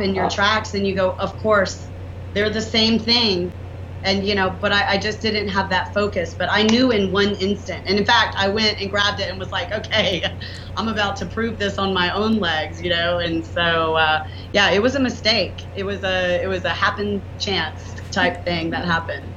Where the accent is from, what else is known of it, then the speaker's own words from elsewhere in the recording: the South, United States; accent: southern; my southern accent